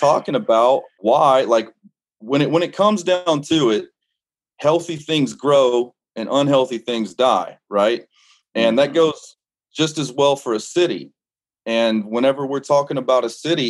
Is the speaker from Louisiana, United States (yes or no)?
yes; Lake Charles, Louisiana, United States; moved away; also born or lived in Panama City; I grew up in Louisiana